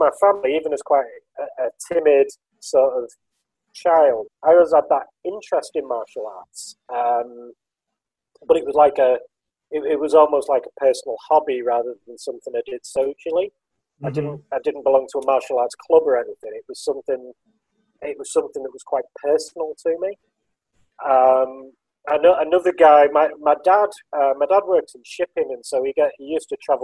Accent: Liverpool, North West England, United Kingdom; I was born in Liverpool in 1979

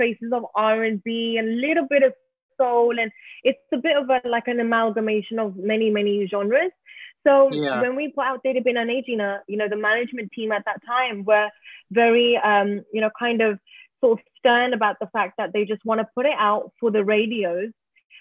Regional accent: London, United Kingdom; moved away as an adult; now in Mumbai, India; I'm British Asian, born and bred in London

